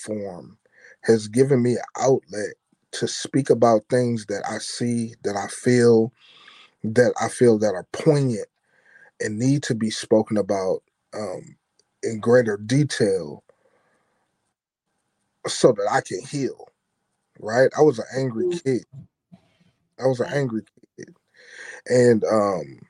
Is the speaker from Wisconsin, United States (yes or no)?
yes; Milwaukee, Wisconsin, United States; I'm from Milwaukee, Wisconsin.